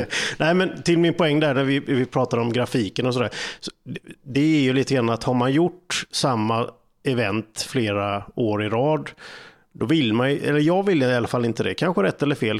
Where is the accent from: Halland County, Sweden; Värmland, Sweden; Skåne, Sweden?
Halland County, Sweden; Falkenberg; Det är ju min hemstad.